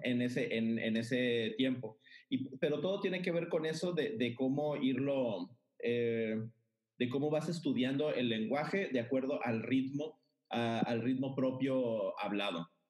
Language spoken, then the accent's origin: Spanish; Mazatlán, Sinaloa, Mexico; soy de Mazatlán, Sinaloa.